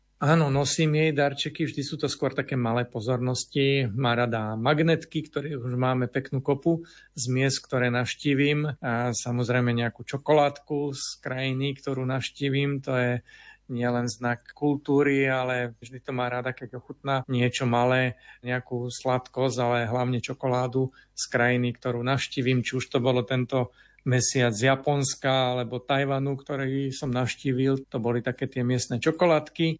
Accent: Považie, Slovakia; moved away; mám možnosť ísť na rodné považie, odkiaľ pochádzam

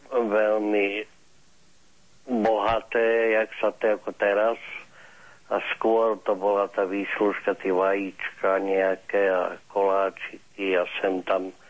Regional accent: Bratislava, Bratislava Region, Slovakia; My sme z Bratislavy

